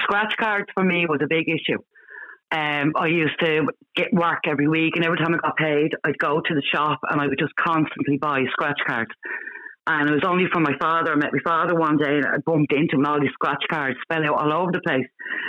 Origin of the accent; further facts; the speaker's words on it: Bray, Leinster, Ireland; and I'm from Bray.